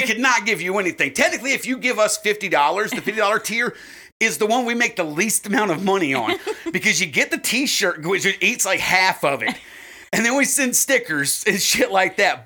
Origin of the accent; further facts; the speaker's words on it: United States; we're obviously from America.